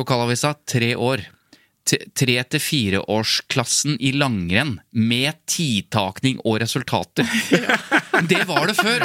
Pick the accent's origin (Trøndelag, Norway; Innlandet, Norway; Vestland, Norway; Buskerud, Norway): Innlandet, Norway; Jevnaker; Jevnaker, der jeg er fra